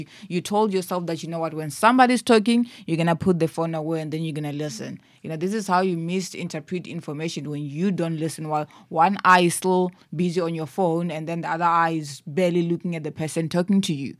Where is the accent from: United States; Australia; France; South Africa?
South Africa; Limpopo; moved away as an adult; now in Cape Town, South Africa; I'm from Limpopo. I moved here to Cape Town a little over three years ago.